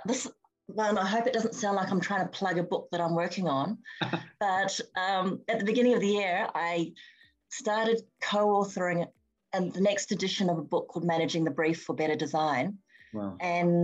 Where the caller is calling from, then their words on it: Sydney, New South Wales, Australia; I'm phoning from Sydney